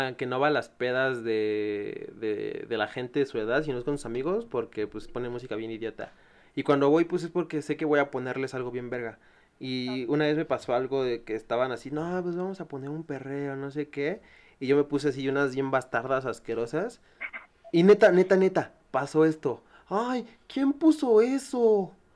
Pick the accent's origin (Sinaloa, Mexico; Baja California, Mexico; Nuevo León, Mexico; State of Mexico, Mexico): State of Mexico, Mexico; yo soy del Estado de México